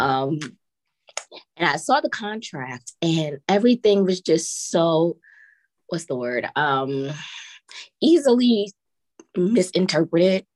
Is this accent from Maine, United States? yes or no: no; New York, United States; moved away as an adult; now in South Korea; I'm a city girl. I'm from New York